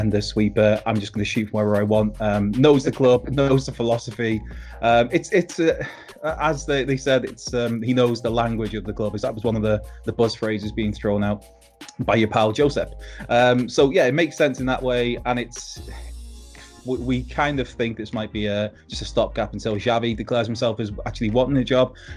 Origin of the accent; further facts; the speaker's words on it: Wrexham, Wales, United Kingdom; I'm from Wrexham